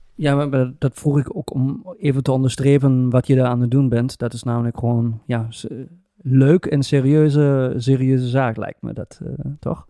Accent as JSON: {"language": "Dutch", "country": "Germany", "moved": "yes", "lives_now": "Twente, Netherlands", "said": "ik ben een Duitser"}